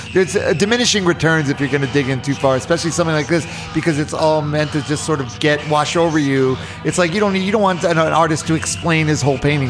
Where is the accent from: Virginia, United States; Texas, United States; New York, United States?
New York, United States; New York City; I'm from New York. I'm from Queens.